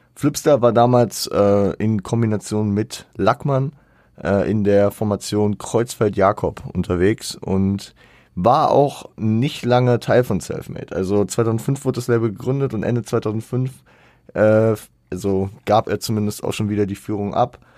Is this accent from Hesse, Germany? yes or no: yes; Hesse, Germany; bei uns in Hessen